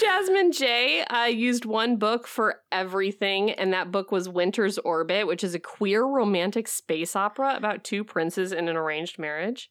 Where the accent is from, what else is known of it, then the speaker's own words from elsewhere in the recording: Midwest, United States; now in Alaska, United States; I'm from the Midwest